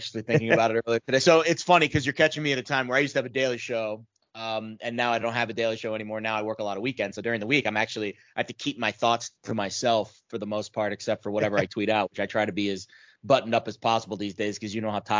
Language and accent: English; New York City, New York, United States; also born or lived in Florida / District of Columbia; I'm from all over. I was born in New York City and I lived there till I was 5. And then my parents moved to South Florida.